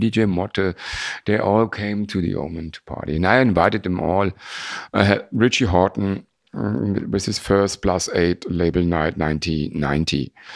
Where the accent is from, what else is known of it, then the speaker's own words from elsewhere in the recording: Frankfurt, Hesse, Germany; We are from Frankfurt